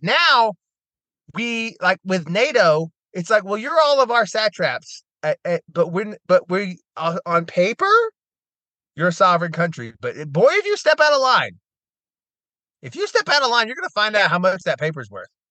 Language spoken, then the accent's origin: English; United States; as an American